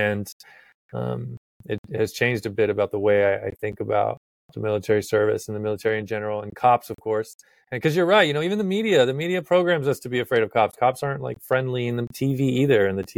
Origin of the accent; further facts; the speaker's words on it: Texas, United States; now in Virginia, United States; It was quite a shock when I came from Texas, and moving to Virginia, it's totally different.